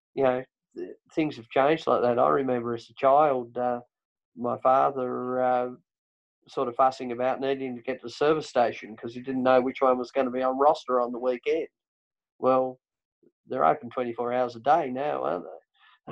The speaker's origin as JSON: {"language": "English", "region": "Tasmania", "country": "Australia", "accent": "Tasmanian", "said": "I speak Tasmanian"}